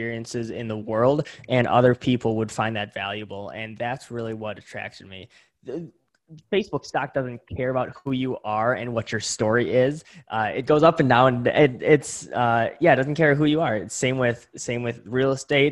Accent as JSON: {"language": "English", "town": "Greendale", "region": "Wisconsin", "country": "United States", "tie": "born or raised there", "also_born_or_lived": "Milwaukee, Wisconsin", "said": "I'm originally from Greendale, Wisconsin, currently live in Milwaukee, Wisconsin, super, super close together. So born and raised in Wisconsin in the Midwest here"}